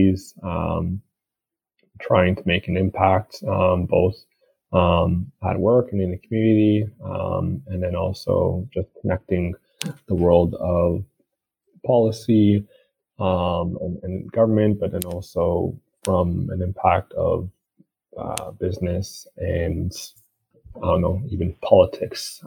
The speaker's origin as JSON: {"language": "English", "town": "Toronto", "region": "Ontario", "country": "Canada", "tie": "born or raised there", "also_born_or_lived": "Montreal", "said": "I was born in Toronto. My parents, they came to Canada in the late 80s or mid 80s and grew up here in Toronto."}